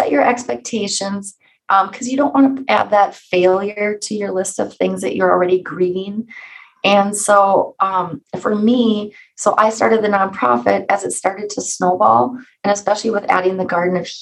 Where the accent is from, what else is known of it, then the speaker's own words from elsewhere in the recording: Alexandria, Minnesota, United States; I'm from Alexandria, Minnesota